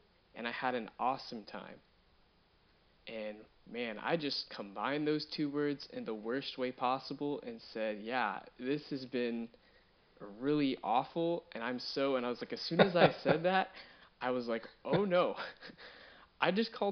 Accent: Fort Worth, Texas, United States; I'm from Fort Worth, Texas

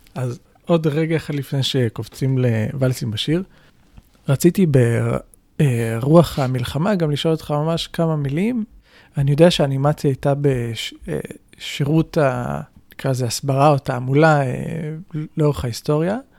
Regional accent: Israel; אצלנו בישראל

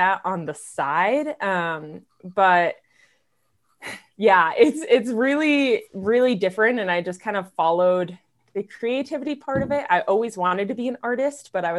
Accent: Maryland, United States; moved away as an adult; now in Hailey, United States; I'm from Maryland originally

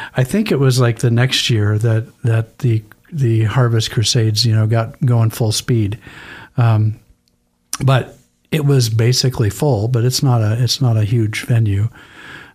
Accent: Idaho, United States; I grew up in Idaho.

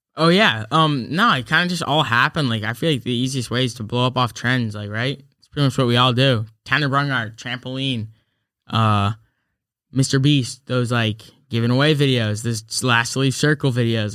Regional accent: New York, United States; I'm from New York

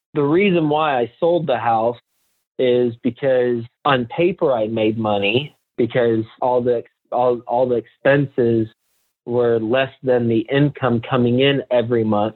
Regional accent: Fort Worth, Texas, United States; moved away as an adult; also born or lived in New York City; I'm from from Fort Worth, Texas, but I moved from Texas to New York City after I graduated college

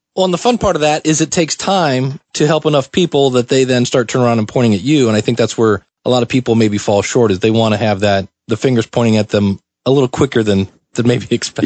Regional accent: Akron, Ohio, United States; also born or lived in Cleveland, Ohio; I grew up in Akron, Ohio

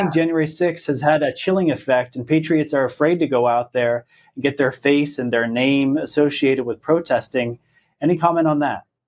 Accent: Pennsylvania, United States; I'm from Pennsylvania.

